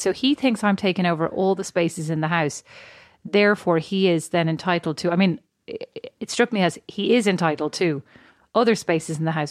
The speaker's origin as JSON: {"language": "English", "country": "Ireland", "said": "I'm Irish."}